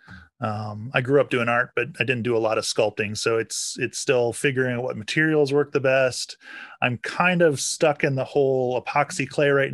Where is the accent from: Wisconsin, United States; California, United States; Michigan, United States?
Wisconsin, United States; moved away as an adult; now in Seattle area, United States; I'm originally from Wisconsin